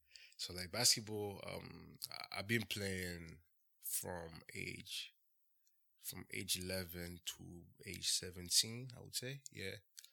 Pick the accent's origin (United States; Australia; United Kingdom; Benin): Benin; So, I'm from Benin.